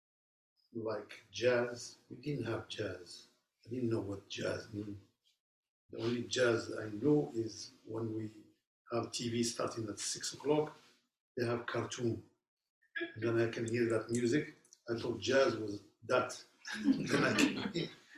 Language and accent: English; Casablanca, Casablanca-Settat, Morocco; now in United States; I'm originally from Morocco, from the city of Casablanca